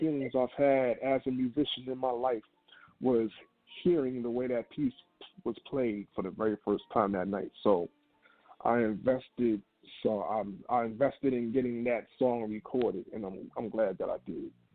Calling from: New York City, New York, United States; I am calling from Brooklyn, New York.

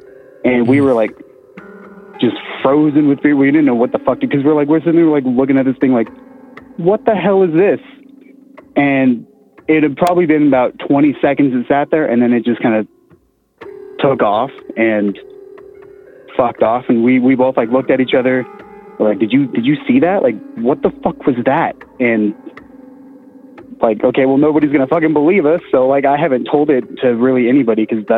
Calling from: Colorado, United States; from Colorado.

